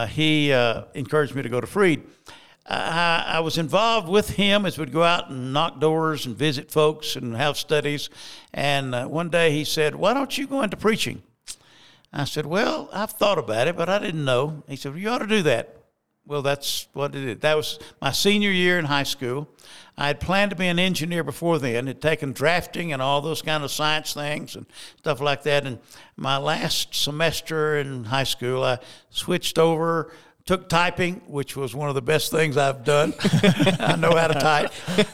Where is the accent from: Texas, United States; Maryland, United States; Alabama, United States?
Alabama, United States; Alabama, of course, at that time, again, when I was like a teenager, Bear Bryant came to coach the University of Alabama.